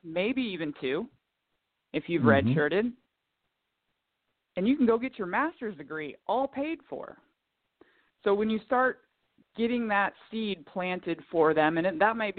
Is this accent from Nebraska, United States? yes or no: yes; Kearney, Nebraska, United States; moved away as an adult; also born or lived in South Dakota; now in San Antonio, United States; born and raised in the Midwest, right in the middle, Kearney, Nebraska, small town